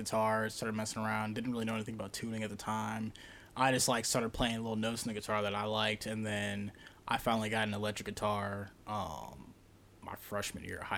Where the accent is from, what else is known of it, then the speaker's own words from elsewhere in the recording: Galesburg, Illinois, United States; moved away as an adult; also born or lived in Arkansas; now in Davenport, United States; Gelsburg, Illinois. Born and raised 19 years until my mom picked up and went to Arkansas.